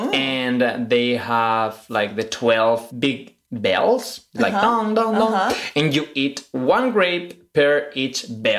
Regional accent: Spain; now in New York, United States; But I'm from Spain. I was raised Catholic in a very traditional home with very strict rules about gender, about sexuality.

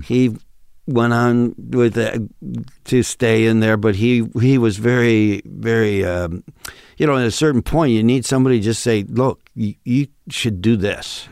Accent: Western New York State, United States; accent: Midwestern thing of Western New York State; now in Los Angeles, United States; this Midwestern thing of Western New York State has popped up

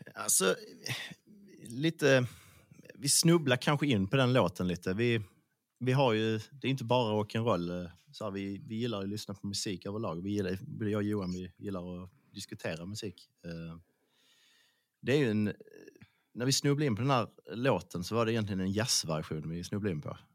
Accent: Skåne, Sweden; accent: Scanian (skånska)

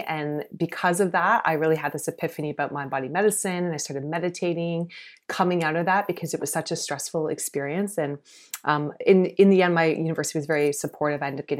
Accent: South Carolina, United States; now in Canada; I grew up in the States, actually, not in Canada. And I grew up in South Carolina. So quite conservative area.

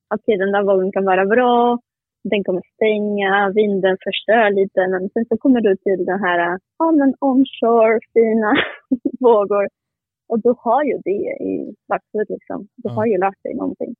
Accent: Gijón, Asturias, Spain; Swedish is a second language; now in Sweden; jag är från Gijón

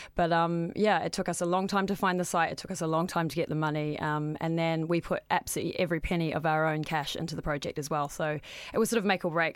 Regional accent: New Zealand; moved away; I'm originally from New Zealand, as the accent suggests

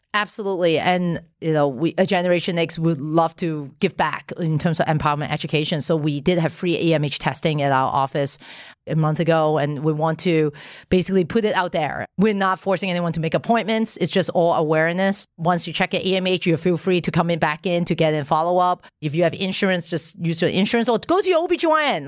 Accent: Hong Kong; I, I was born in Hong Kong

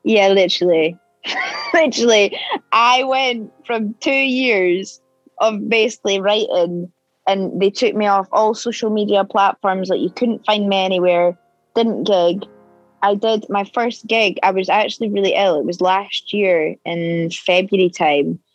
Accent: Edinburgh, Scotland, United Kingdom; moved away as an adult; now in London, United Kingdom; I'm from Edinburgh

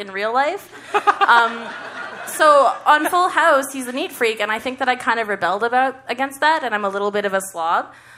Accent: Calgary, Alberta, Canada; I'm from Calgary

